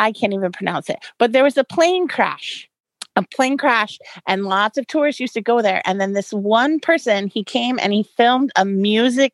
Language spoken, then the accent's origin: English; San Francisco, California, United States; I'm from San Francisco